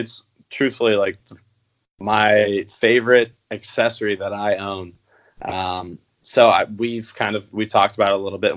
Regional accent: Columbus, Ohio, United States; now in Chicago, United States; By ways of Columbus, Ohio.

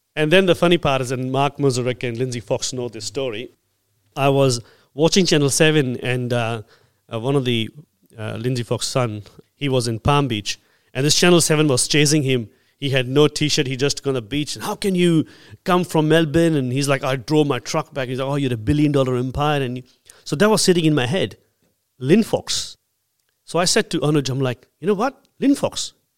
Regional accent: India; now in Australia; I'm an Indian

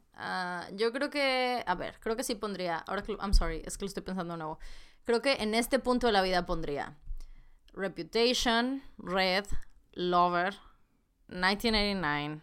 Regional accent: Monterrey, Nuevo León, Mexico; las dos somos de Monterrey

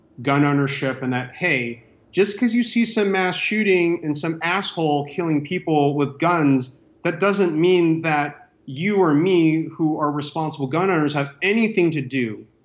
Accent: Orange County, Southern California, United States; I grew up in Orange County in mm-hmm. Southern California

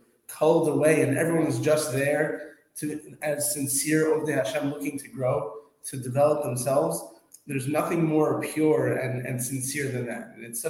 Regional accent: Scarsdale, New York, United States; now in Florida, United States; So I grew up in Westchester, in Scarsdale.

